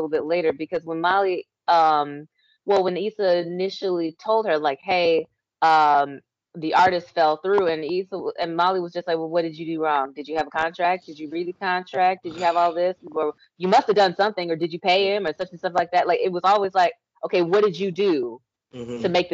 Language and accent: English; Texas, United States; I'm from Texas